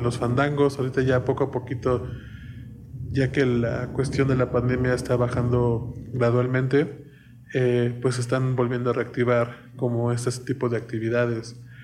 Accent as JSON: {"language": "Spanish", "country": "Mexico", "said": "orgullo de ser mexicano"}